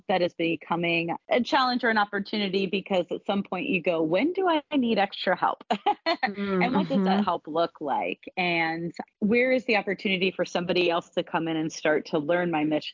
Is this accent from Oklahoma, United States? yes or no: no; Ohio, United States; now in North Carolina or South Carolina, United States; my husband and I are from the North. We're from Ohio.